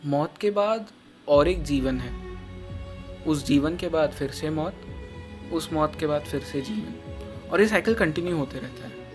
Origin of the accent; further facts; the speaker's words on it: India; मैं जन्म से पला बड़ा ही इंडिया में हूँ